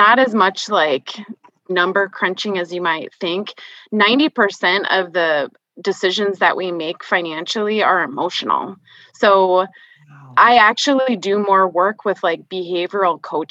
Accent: Minnesota, United States; now in South Dakota, United States; I grew up in Minnesota, and I now live in South Dakota

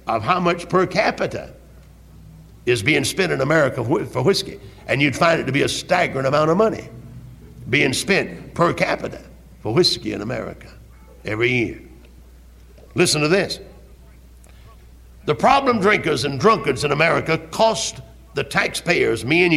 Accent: Greenville, South Carolina, United States; I was from Greenville

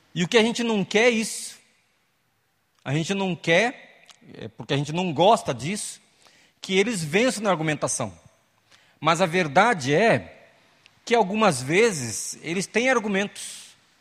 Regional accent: Eldorado, São Paulo, Brazil; Crescemos na, na Igreja Batista em Eldorado, lá no Vale do Ribeira, aqui estado de São Paulo

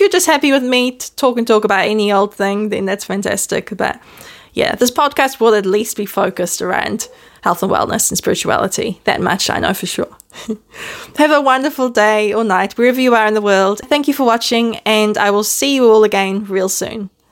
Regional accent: New Zealand; accent: Kiwi; also born or lived in Netherlands; I was born in Holland. So you may still hear a smidgen of my Dutch accent, but for most foreigners, I probably sound like a Kiwi because I was raised in New Zealand.

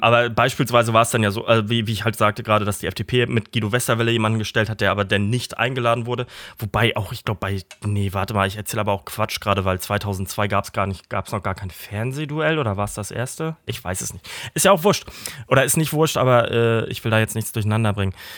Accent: Kiel, Schleswig-Holstein, Germany; ich dann weggezogen bin aus Emschenhagen, wo wir zusammen groß geworden sind

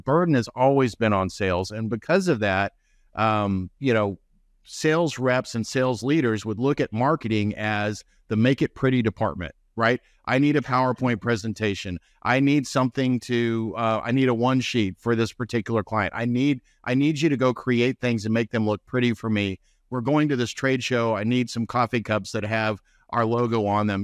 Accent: North Texas, United States; I'm from North Texas, so we have the Rangers

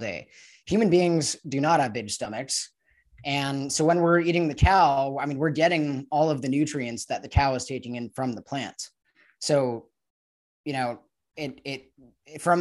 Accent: Los Angeles, California, United States; moved away as an adult; now in Mexico; I was raised growing up in Los Angeles

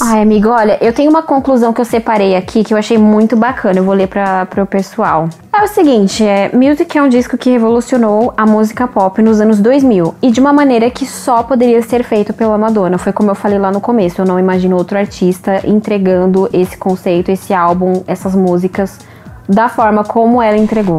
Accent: Brazil; a gente é brasileiro

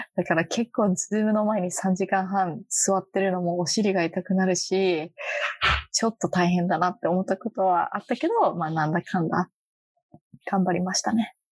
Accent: Japan; moved away as an adult; now in Boston, United States; 私とか特に日本で育ってる

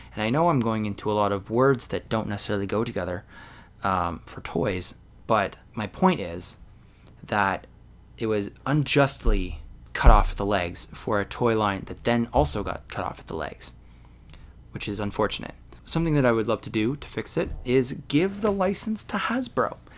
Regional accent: Canada; I'm a Canadian

